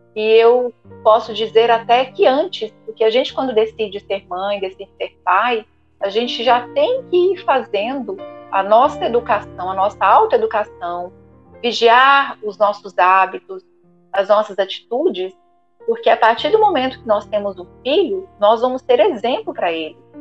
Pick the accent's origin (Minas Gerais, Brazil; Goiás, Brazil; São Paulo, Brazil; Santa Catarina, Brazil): Minas Gerais, Brazil; Ituiutaba; lá na minha cidade, onde eu nasci, Tuiutaba, Minas Gerais